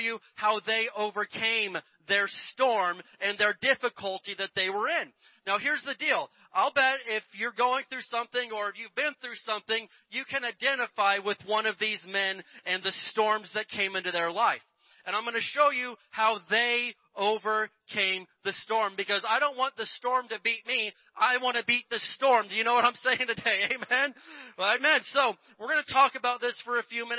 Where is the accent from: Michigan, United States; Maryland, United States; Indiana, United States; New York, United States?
Indiana, United States; Where I grew up in Indiana